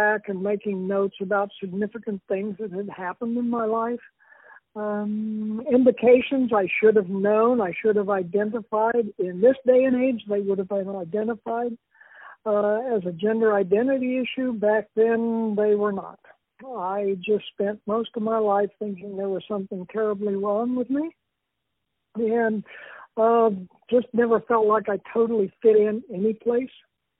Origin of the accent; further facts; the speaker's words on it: Texas, United States; born there; also born or lived in British Columbia / Utah / Oklahoma / Arizona; now in Phoenix, United States; I'm from all over. I was born in the panhandle of Texas. I have lived in as far north as northern British Columbia, Utah, Texas, Oklahoma, Arizona, and Colorado.